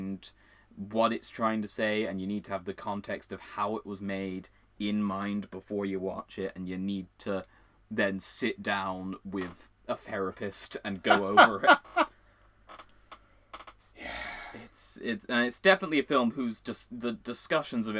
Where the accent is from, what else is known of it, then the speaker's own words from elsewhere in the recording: Ireland; we are Irish. The both of us.